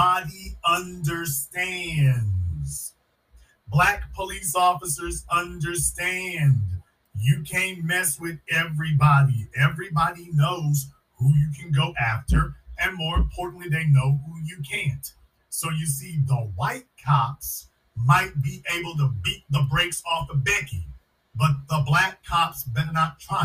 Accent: Louisiana, United States; I'm from Louisiana, a hotbed of that kind of behavior

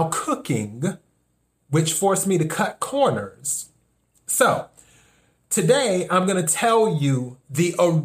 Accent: the South, United States; now in Los Angeles, United States; I'm originally from the South

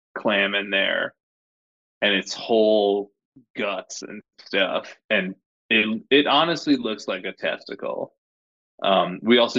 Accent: Madison, Connecticut, United States; moved away; my hometown of Madison, Connecticut

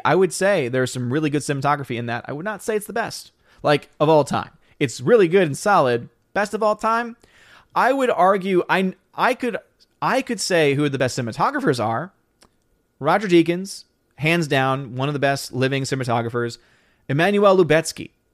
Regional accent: United States

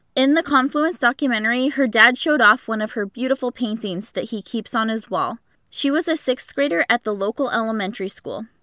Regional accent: Pacific Northwest, United States; I was born and raised in the Pacific Northwest

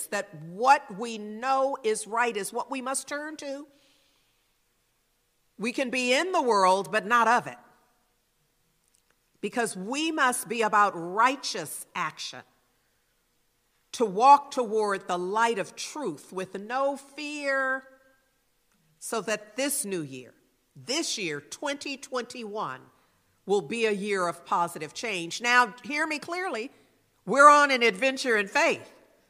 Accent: Berkeley, California, United States; I'm a Berkeley girl. I am literally from Berkeley. Grew up in Berkeley

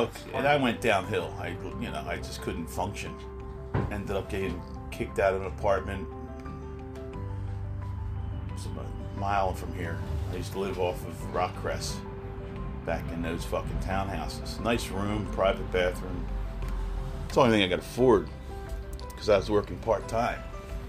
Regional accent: Philadelphia, Pennsylvania, United States; I was born in Philly

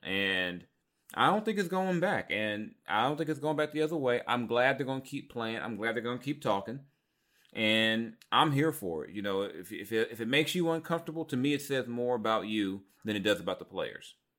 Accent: Long Beach, California, United States; also born or lived in South Central Los Angeles; growing up in South Central, East Side, Long Beach, growing up around the Crips

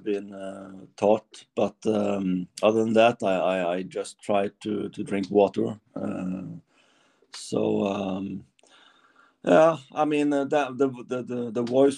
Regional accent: Norway; it's not Germany, it's Norway

